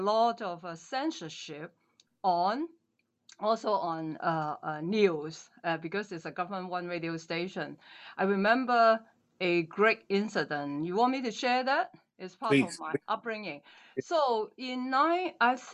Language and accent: English; Hong Kong; first language Cantonese; English is a second language; moved away as an adult; also born or lived in Singapore / Taiwan; now in Richmond, Canada; I was born in Hong Kong. My parents are kind of like not exactly refugees